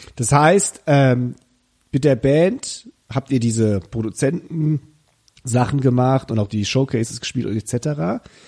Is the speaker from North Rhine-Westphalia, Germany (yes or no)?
no; Koblenz-Westerwald region, Rhineland-Palatinate, Germany; Wir kommen beide aus der Region Koblenz-Westerwald.